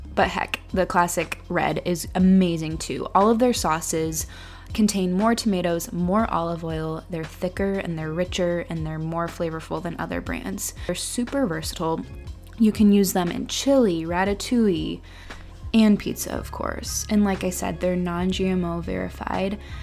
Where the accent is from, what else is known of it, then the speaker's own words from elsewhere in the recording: near Akron, Ohio, United States; I'm actually from a town a little bit outside of Akron, Ohio, and that's where I've lived my whole life until now